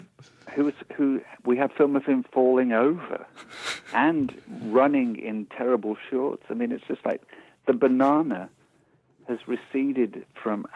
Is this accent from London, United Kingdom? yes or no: no; Birmingham, West Midlands, United Kingdom; I was born in Birmingham. I went to a multicultural comprehensive school.